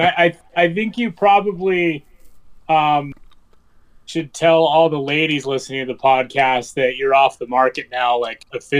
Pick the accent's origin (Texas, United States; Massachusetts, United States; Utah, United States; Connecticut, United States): Utah, United States; moved away as an adult; also born or lived in Arizona; I was born and raised here in Utah, just like you guys were. And I remember moving to Arizona